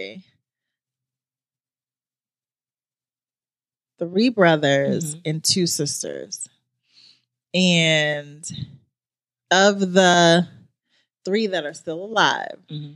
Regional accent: New York, United States; now in North Carolina, United States; my home state of New York

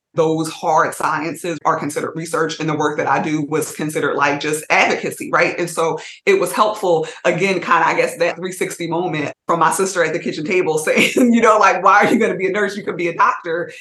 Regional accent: Montclair, New Jersey, United States; also born or lived in Trenton, New Jersey; I'm originally from Montclair and then moved to Trenton

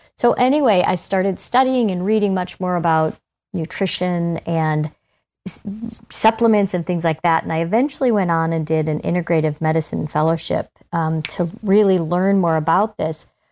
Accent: Ohio, United States; moved away; I'm originally from Ohio

